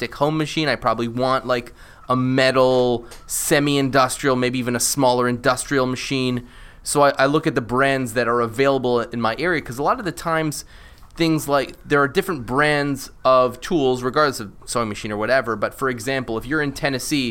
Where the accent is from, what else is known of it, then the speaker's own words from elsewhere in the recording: Canada; I'm Canadian